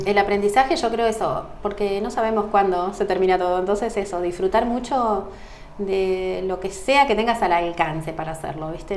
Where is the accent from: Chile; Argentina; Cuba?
Argentina; Salazar; moved away as an adult; now in Ushuaia, Argentina; cuando yo me recibí en el hospital de mi pueblo, que son 2.000 habitantes, que es ah, Salazar